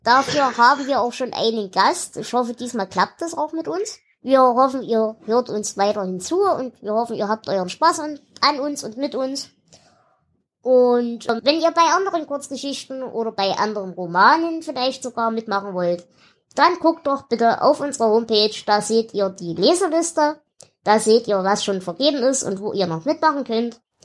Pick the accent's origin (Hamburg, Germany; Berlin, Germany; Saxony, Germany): Saxony, Germany; Erzgebirge; ich komme ja aus dem Erzgebirge. Also aus dem tiefsten Hinterland, wo nicht mal die Römer hin wollten